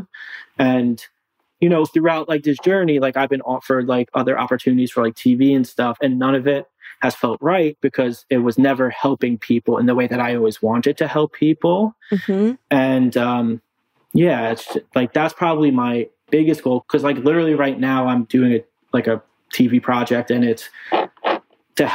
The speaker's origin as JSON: {"language": "English", "area": "Long Island", "region": "New York", "country": "United States", "said": "I'm from Long Island."}